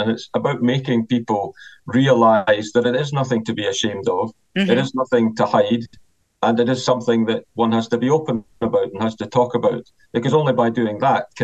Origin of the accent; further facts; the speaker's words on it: Scotland, United Kingdom; I'm joining you today from my home in Scotland, which is just south of Edinburgh, our capital city.